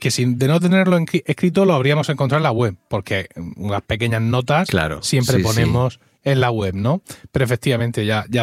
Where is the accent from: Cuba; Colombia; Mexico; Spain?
Spain; Blanca, Region of Murcia; yo soy ocho apellidos murcianos. Bueno, blanqueños.